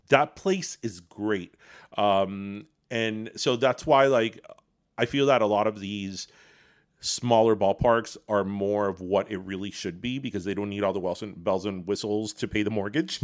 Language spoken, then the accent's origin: English; Miami, Florida, United States; a kid growing up in Miami in the eighties